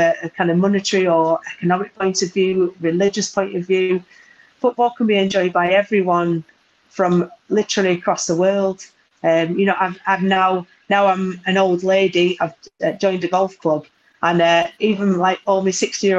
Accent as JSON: {"language": "English", "town": "Burnley", "region": "North West England", "country": "United Kingdom", "tie": "born or raised there", "also_born_or_lived": "United States", "moved": "as an adult", "said": "I'm very, very proud that I come from Burnley, that my parents still live there"}